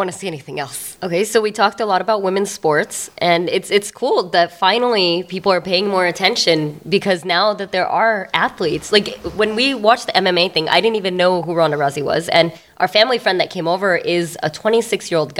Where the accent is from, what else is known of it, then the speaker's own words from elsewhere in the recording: India; I'm Indian